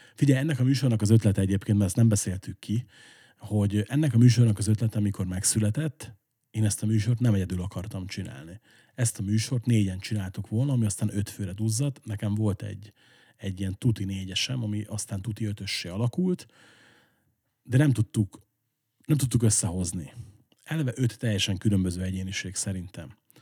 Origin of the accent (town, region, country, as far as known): Esztergom, Komárom-Esztergom, Hungary; born or raised there